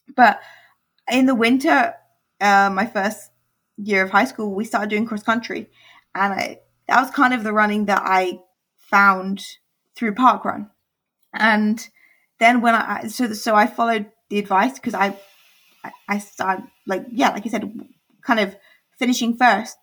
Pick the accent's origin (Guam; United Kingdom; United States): United Kingdom; England; I'm from England, and in England we uh, transition to high school.